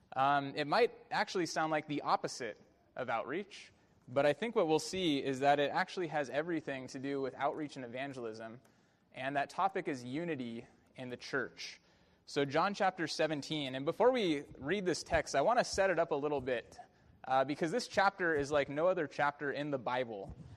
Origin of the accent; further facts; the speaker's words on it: Bay Area, California, United States; growing up in the Bay Area watching Barry Bonds